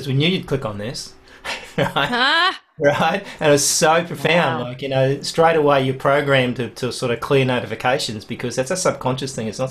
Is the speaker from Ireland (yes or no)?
no; Australia; as an Australian